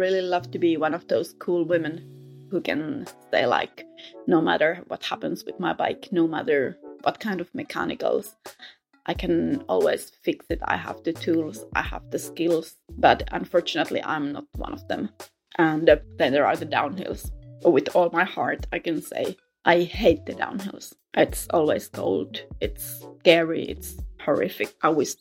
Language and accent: English; Helsinki, Uusimaa, Finland; I come from Helsinki, Finland.